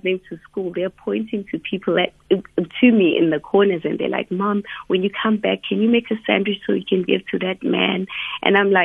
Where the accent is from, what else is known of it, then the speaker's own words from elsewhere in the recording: Umlazi, KwaZulu-Natal, South Africa; I grew up in Wamashu